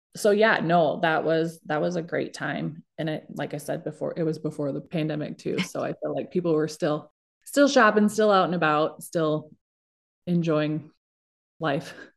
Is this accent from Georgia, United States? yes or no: no; Iowa, United States; moved away as an adult; also born or lived in Minneapolis; two Iowa kids in the cities